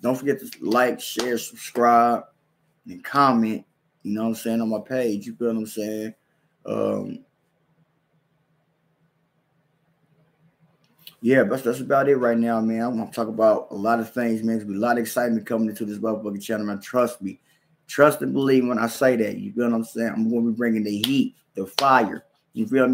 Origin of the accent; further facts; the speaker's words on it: Kansas City, Missouri, United States; moved away as an adult; now in Lincoln, United States; I'm from Kansas City, Missouri, but I live in Nebraska. I live in Lincoln, Nebraska right now.